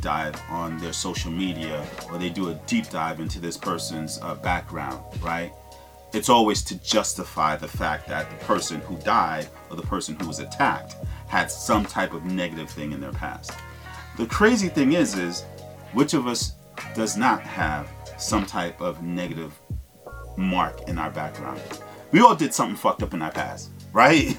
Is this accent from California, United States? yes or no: no; New York, United States; I'm from New York